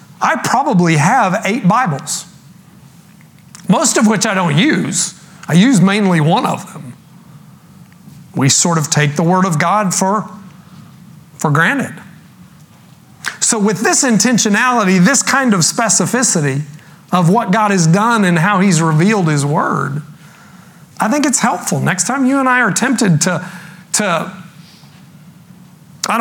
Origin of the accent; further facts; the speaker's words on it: Texas, United States; I grew up in Texas